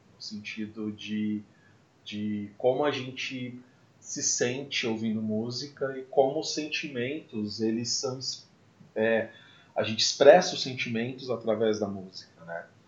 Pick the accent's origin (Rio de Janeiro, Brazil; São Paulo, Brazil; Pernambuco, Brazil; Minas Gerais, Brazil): São Paulo, Brazil; Mococa; Eu sou de Mococa.